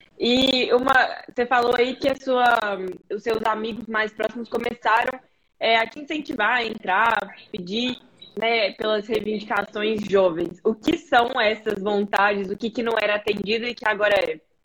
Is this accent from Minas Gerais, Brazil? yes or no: yes; Belo Horizonte, Minas Gerais, Brazil; now in Portugal; sou de BH, nasci e cresci lá